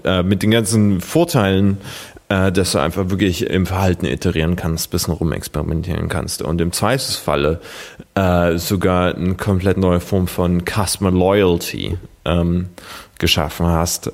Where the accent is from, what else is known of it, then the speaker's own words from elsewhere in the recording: Germany; als Deutscher